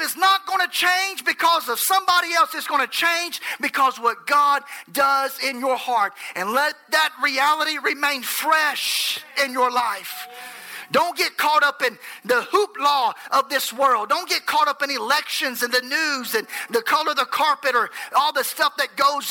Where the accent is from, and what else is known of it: Enterprise, Alabama, United States